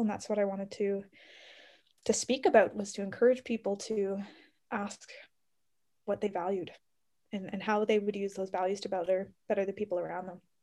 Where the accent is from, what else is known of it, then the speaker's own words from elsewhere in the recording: Ontario, Canada; moved away as an adult; now in Calgary, Canada; I grew up in Ontario, so all over Ontario